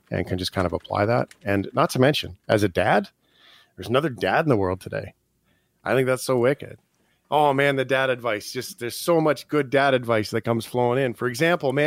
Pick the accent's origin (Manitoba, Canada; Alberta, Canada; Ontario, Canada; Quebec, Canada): Alberta, Canada; Calgary; I'm even from Calgary